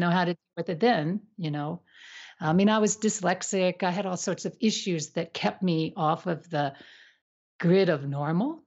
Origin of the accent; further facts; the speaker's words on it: United States; I was also from the States